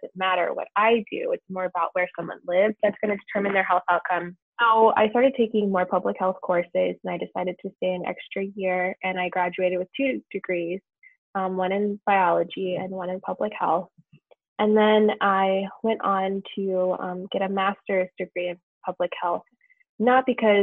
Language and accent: English; Southern Maryland, United States; moved away; I'm originally from Maryland. I grew up in Maryland